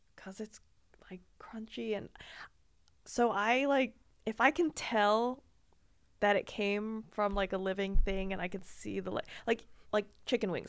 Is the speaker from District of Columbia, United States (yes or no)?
yes; Washington, District of Columbia, United States; moved away as an adult; now in Austin, United States; The D C area